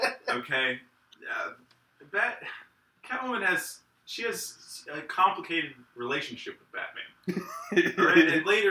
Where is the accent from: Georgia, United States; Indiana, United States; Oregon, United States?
Indiana, United States; moved away